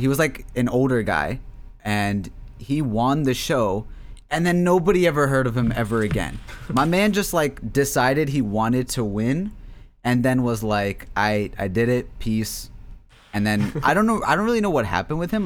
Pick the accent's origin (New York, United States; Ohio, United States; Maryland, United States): Maryland, United States; Bel Air; my hometown of Bel Air, Maryland